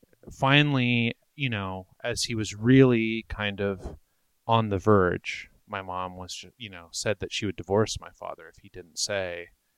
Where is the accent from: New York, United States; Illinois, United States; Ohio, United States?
New York, United States; Brooklyn; So I was born and raised in Brooklyn, and the house is my parents' house.